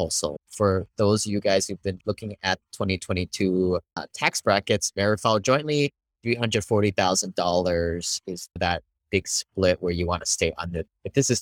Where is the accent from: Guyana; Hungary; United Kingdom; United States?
United States; Hawaii; moved away; I grew up in Hawaii, became an engineer